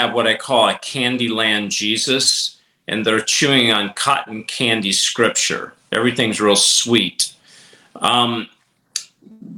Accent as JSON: {"language": "English", "town": "Nashville", "region": "Tennessee", "country": "United States", "said": "I come from Nashville"}